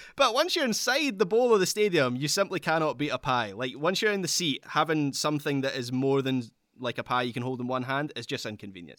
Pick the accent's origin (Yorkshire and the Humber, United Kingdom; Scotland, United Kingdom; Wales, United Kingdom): Scotland, United Kingdom; I'm a Scottish Sterling Albion fan